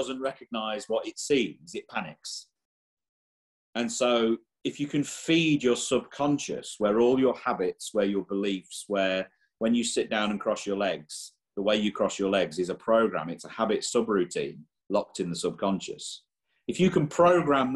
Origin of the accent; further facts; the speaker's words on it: England, United Kingdom; now in Ireland; I was born and raised in England